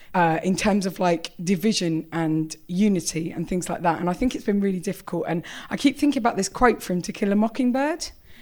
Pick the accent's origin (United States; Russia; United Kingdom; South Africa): United Kingdom; England; I'm from England.